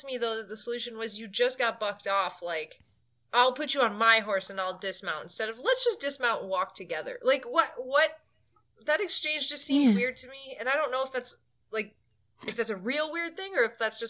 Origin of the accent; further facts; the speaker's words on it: Canada; I've never been more glad to be Canadian than right now.